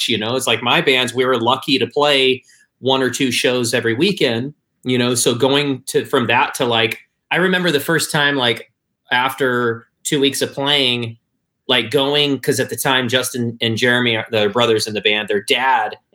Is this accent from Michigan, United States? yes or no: yes; Michigan, United States; I'm from Michigan, so of course, like the Detroit Motown scene was a big deal.